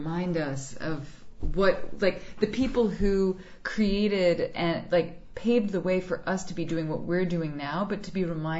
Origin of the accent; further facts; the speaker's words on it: New York, United States; also born or lived in Brooklyn; I'm originally from Manhattan, but I live in Brooklyn now